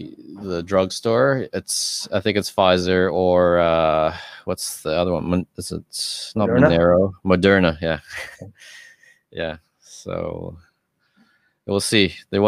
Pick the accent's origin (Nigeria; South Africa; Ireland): South Africa; moved away; I'm originally from South Africa